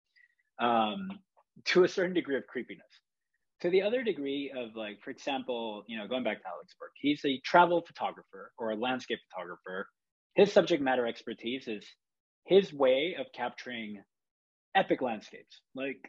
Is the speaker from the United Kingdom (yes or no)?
no; Chile; now in San Francisco, United States; I grew up in Chile, that's where I'm from